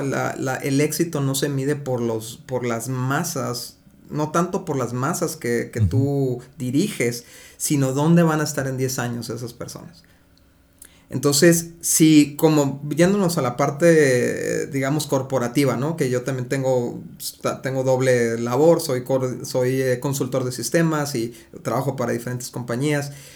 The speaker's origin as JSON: {"language": "Spanish", "country": "Mexico", "said": "porque somos mexicanos"}